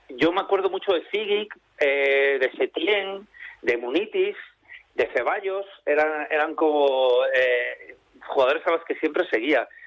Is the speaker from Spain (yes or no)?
yes; Santander, Cantabria, Spain; moved away; bueno, yo que soy un cántabro hace tiempo emigrado o exiliado por razones familiares, porque mi familia se tuvo que mudar de, Santander por temas de salud. Eh, siempre he mantenido el vínculo con la tierruca